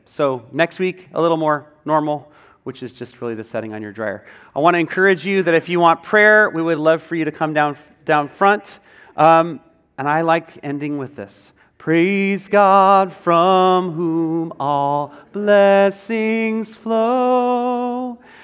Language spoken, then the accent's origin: English; United States; as Western American people